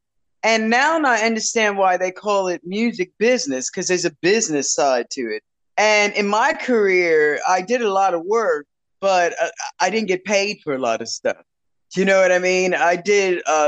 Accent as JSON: {"language": "English", "region": "New York", "country": "United States", "said": "Well, since I was coming from New York and I was going to England, it felt to me like I felt freer."}